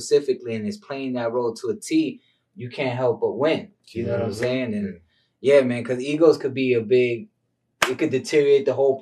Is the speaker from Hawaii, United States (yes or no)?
no; New York, United States; also born or lived in Tampa, Florida; now in Los Angeles, United States; I came from New York originally, but when I had the dream to come to LA, I was in Florida. I was in Tampa